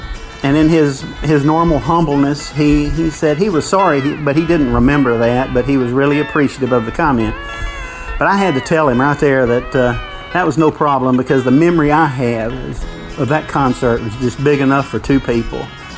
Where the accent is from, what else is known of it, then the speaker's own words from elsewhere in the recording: North Alabama, United States; now in Merritt Island, United States; I'm in Merritt Island, Florida. I was born and raised in North Alabama.